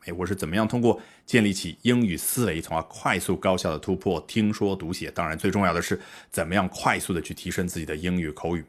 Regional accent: China; 我们中国人

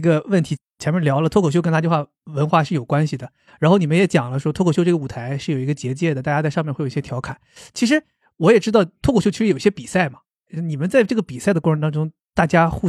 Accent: Northeast China, China; 我我是东北人嘛

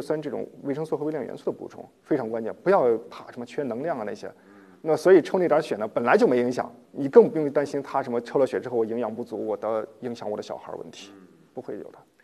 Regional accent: China; 我们中国人的饮食结构其实还是有一定问题的

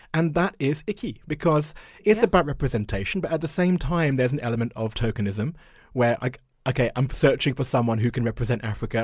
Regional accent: London, United Kingdom; moved away as an adult; also born or lived in Japan; year old white boy from northwest London

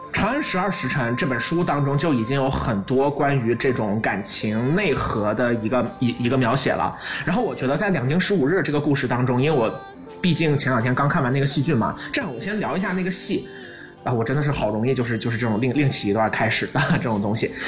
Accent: China; 我们是作为中国人

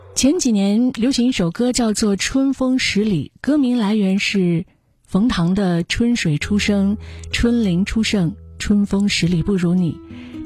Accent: Nalati, Xinjiang, China; 而我的故乡春天那拉提，也就是新疆的那拉提

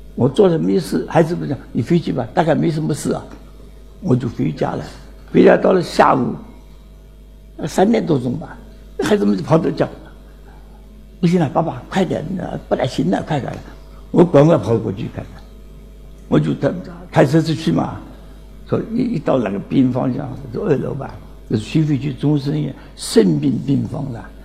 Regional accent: China; 我们中国人就想做个家庭之落

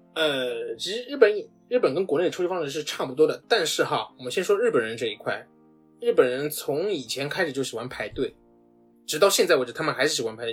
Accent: China; moved away as an adult; now in Tokyo, Japan; 我是中国人

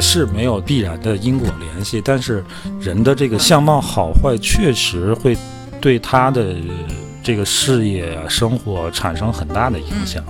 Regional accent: Inner Mongolia, China; moved away; 我这作为个一个内蒙人，我天津话还算地道

